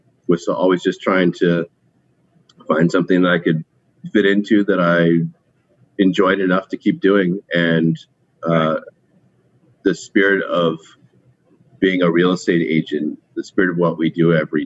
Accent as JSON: {"language": "English", "region": "Connecticut", "country": "United States", "also_born_or_lived": "Burlington, Vermont", "moved": "as an adult", "lives_now": "Brooklyn, United States", "said": "I'm from Connecticut, but I've lived in New York City for about 20 years, and I've been in Brooklyn for about 16 of those years."}